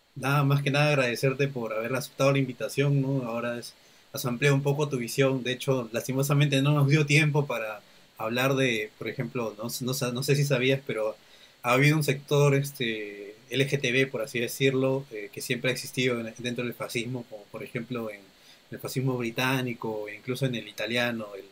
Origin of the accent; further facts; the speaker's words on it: Peru; Perú somos, somos muchos somos muchos grupos humanos que vivimos aquí